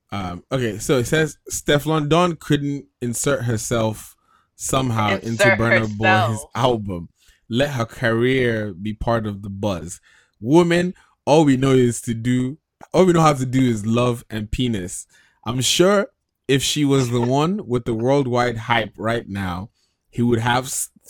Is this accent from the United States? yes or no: no; Nigeria; growing up in Nigeria